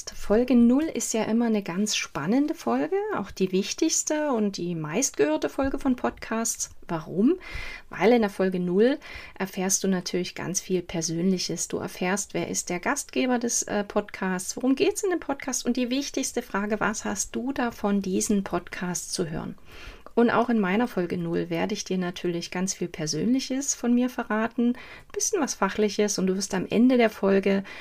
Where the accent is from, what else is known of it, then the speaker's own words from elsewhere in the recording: Saxony, Germany; Zusammen mit meinen Eltern, Großeltern und mit meinem Bruder bin ich in Sachsen aufgewachsen